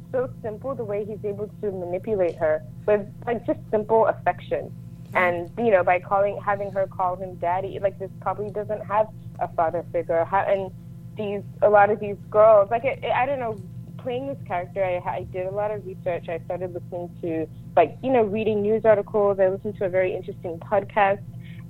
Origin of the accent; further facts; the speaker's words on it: Lagos, Nigeria; also born or lived in London, United Kingdom; now in United States; I was born in the UK. I'm from Nigeria. I grew up between London and Lagos. And then my mom won the green card lottery, and we moved to the States.